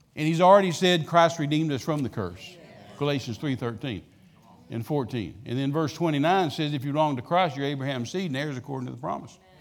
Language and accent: English; Midland, Texas, United States; I was raised out in West Texas, Midland, Texas